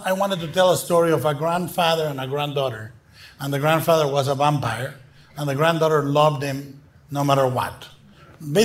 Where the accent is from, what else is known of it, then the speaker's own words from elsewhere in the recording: Guadalajara, Jalisco, Mexico; English is a second language; In Mexico, I was born and raised in Guadalajara